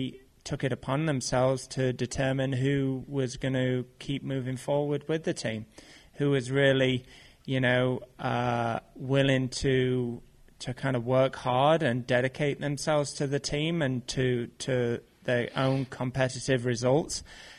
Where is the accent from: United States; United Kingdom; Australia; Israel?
United Kingdom; for me being in BMX and being a British athlete.